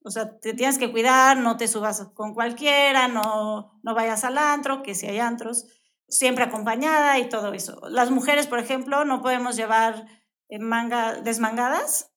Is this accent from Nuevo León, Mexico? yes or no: no; Mexico City, Mexico; also born or lived in Brazil; now in Querétaro, Mexico; Yo soy de, la Ciudad de México, pero llevo tantos años, 24 años más o menos aquí en Querétaro, entonces ya me declaro de queretana